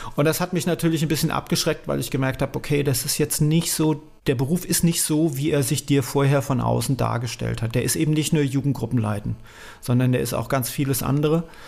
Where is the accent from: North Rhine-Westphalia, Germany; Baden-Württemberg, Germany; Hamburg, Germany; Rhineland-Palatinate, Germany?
Rhineland-Palatinate, Germany; Nierstein; also born or lived in Essen; Dann habe ich mich entschieden, dass ich nach Rheinhessen gehöre